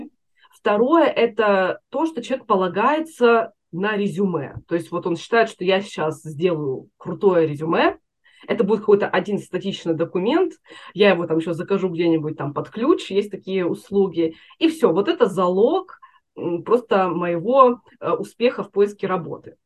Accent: Chelyabinsk, Chelyabinsk Oblast, Russia; moved away as an adult; now in United States; Я из Челябинска

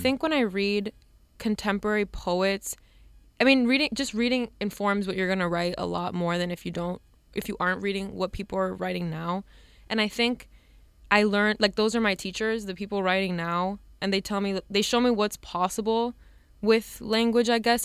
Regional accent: Hialeah, Florida, United States; moved away as an adult; now in New York, United States; I'm from Hialeah, Florida, so very, um, mo, like, mostly Cuban people live there. And as much as, like, I l, I'm also Cuban

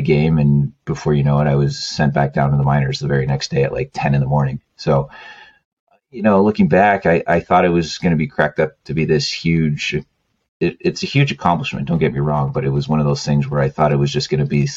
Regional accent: Canada; moved away; being Canadian

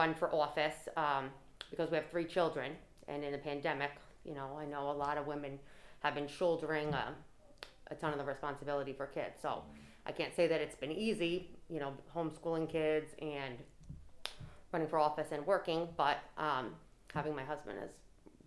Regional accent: Cranston, Rhode Island, United States; also born or lived in Tallahassee, Florida; I am from Cranston, born and raised here, went through the public schools

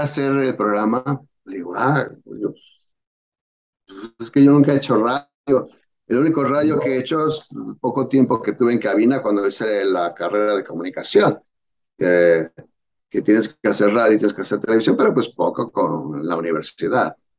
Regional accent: Mexico; moved away as an adult; now in United States; me vine de México

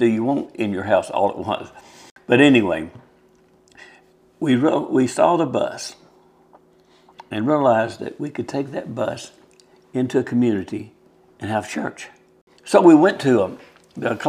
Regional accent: Nashville, Tennessee, United States; moved away as an adult; also born or lived in California / Charleston, South Carolina; I'm from Nashville, Tennessee

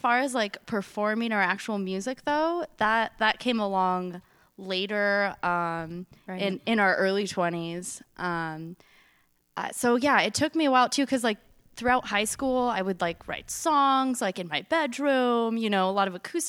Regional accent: Los Angeles, California, United States; we grew up like right in Silver Lake. Well, our mom's house was right in Silver Lake, like a block away from the Sunset Junction off Sunset.

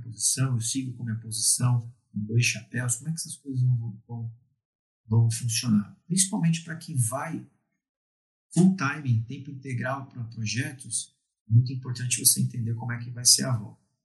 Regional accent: Brazil; A gente é latino, a gente gosta de falar que é brasileiro, que não é latino, somos latinos

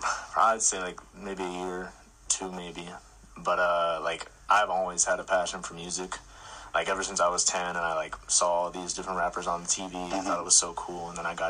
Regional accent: Norwalk, Iowa, United States; I'm coming from Norwalk, Norwalk, Iowa.

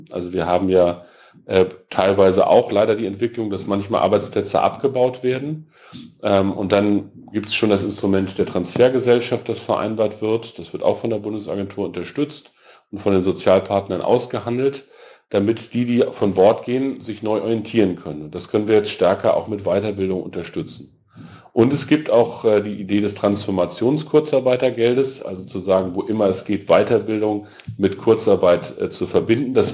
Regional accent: Peine, Lower Saxony, Germany; Ich bin im 1. Mai groß geworden ähm, und das ist in meiner Heimatstadt in Peine meistens gewesen, große Mai-Kundgebung äh, und dann ordentliches Familienfest.

